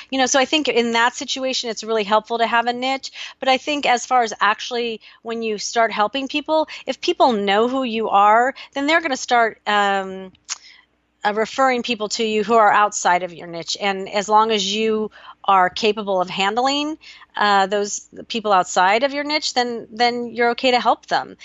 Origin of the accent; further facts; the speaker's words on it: Newport Beach, California, United States; moved away as an adult; also born or lived in Austin, Texas; here in Newport, which felt so weird to have to find friends in the place that I grew up